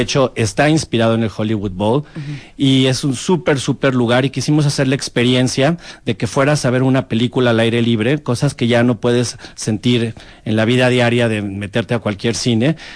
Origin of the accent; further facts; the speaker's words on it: Mexico; ¿de dónde eres? De México.